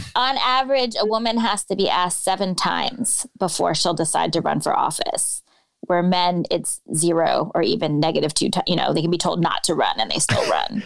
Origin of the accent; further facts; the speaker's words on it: Bay Area, California, United States; moved away as an adult; now in Chicago, United States; I grew up in the Bay Area, you know, the progressive panacea